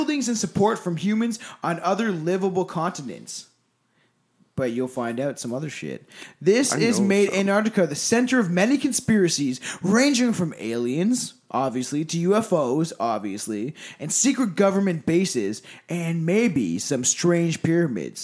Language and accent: English; Canada; I'm from Canada. I've grown up with this shit my entire fucking life